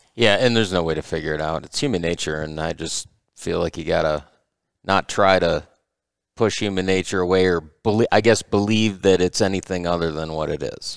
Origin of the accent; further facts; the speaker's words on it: Michigan, United States; we're from Michigan